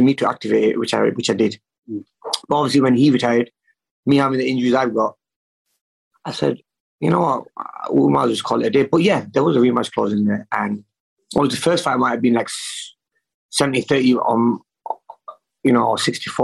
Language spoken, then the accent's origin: English; Manchester, North West England, United Kingdom; in Manchester, in my hometown